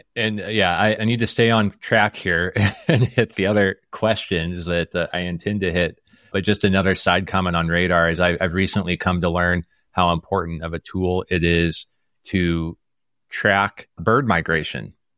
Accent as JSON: {"language": "English", "town": "Omaha", "region": "Nebraska", "country": "United States", "tie": "born or raised there", "said": "I grew up in Omaha, Nebraska"}